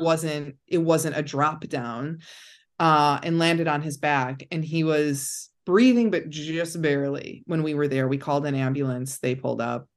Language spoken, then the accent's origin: English; Cedar Lake, Indiana, United States; I grew up just, like, forty-five minutes out of downtown Chicago